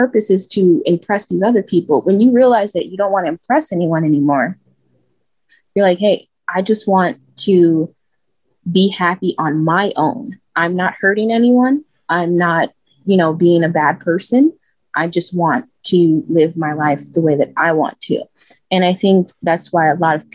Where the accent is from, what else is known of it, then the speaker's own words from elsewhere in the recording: Chicago, Illinois, United States; I'm from Chicago. I'm from the south side of Chicago, back of the Yards neighborhood